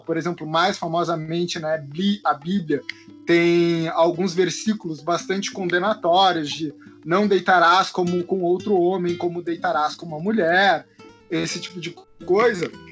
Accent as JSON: {"language": "Portuguese", "town": "Porto Alegre", "region": "Rio Grande do Sul", "country": "Brazil", "said": "Sou de Porto Alegre, do Rio Grande do Sul, estudante de História da Arte."}